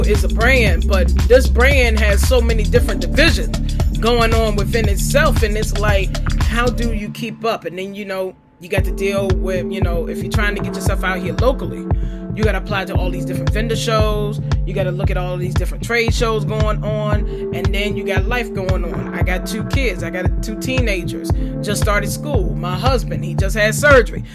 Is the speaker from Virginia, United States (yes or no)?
yes; Farmville, Virginia, United States; Farmville, and that's because that's my hometown.